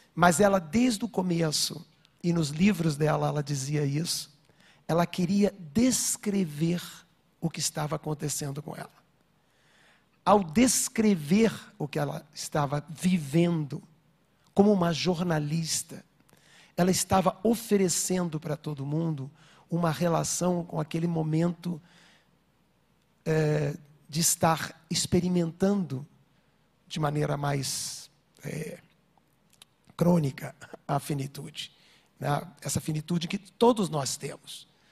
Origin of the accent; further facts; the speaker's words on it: Rio de Janeiro, Brazil; eu estava vindo para São Paulo, sou do Rio